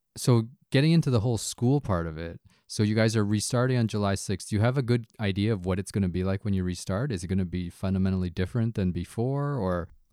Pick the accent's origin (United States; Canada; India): Canada; as a Chinese Canadian, like, I usually, I put myself as Canadian first, right? This is my home.